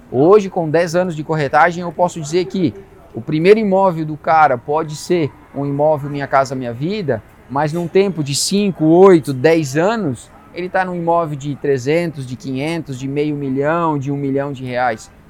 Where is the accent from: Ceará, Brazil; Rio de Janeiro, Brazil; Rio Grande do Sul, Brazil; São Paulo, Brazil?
Rio Grande do Sul, Brazil; Passo Fundo; now in Balneário Camboriú, Brazil; De Passo Fundo, vim de Passo Fundo